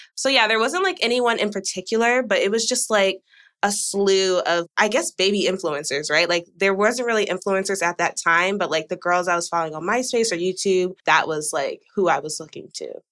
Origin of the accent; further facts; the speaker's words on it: Georgia, United States; now in Texas, United States; I'm from Georgia. I've lived in Texas for 10 years though